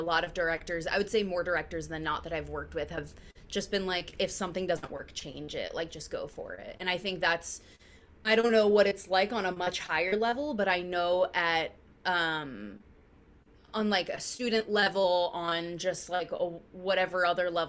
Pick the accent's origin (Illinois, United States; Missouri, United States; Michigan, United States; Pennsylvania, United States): Pennsylvania, United States; outside of Philadelphia; now in New York, United States; I grew up outside of Philly